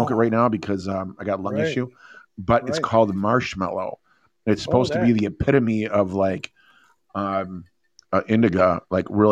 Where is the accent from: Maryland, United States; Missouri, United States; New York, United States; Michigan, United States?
Michigan, United States; Detroit; We're from the Detroit area. We're outside of Detroit